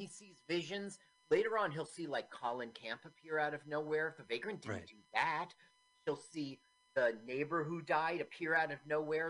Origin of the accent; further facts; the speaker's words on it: Phoenix, Arizona, United States; moved away; I grew up in Phoenix